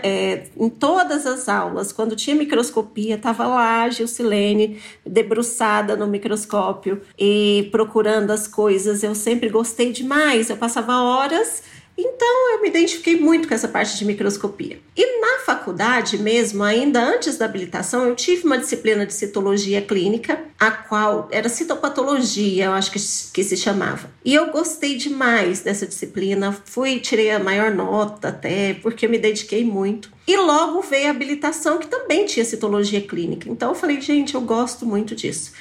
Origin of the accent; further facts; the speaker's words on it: Pires do Rio, Goiás, Brazil; morei com ela lá em Pires do Rio, que é a minha cidade natal, muitos anos